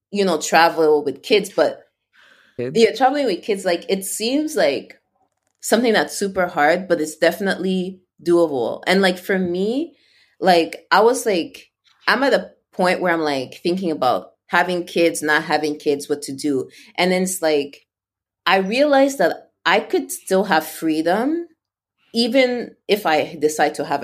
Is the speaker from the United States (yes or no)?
no; Canada; and like as a Canadian, it's not super hard.